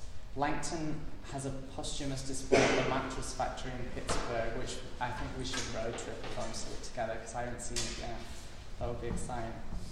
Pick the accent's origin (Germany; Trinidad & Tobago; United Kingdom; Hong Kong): United Kingdom; So growing up in the UK, I was raised on British women in the arts